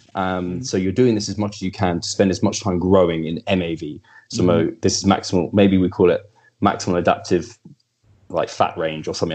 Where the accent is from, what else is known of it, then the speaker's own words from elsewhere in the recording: England, United Kingdom; I'm English.